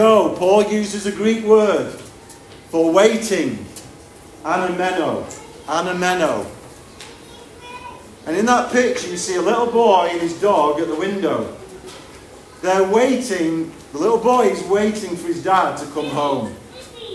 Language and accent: English; United Kingdom; I'm a citizen of this country.